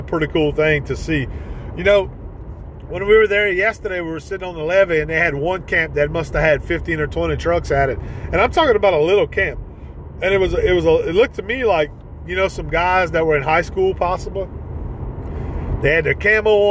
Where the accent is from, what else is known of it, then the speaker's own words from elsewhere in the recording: Ville Platte, Louisiana, United States; my hometown of Ville Platte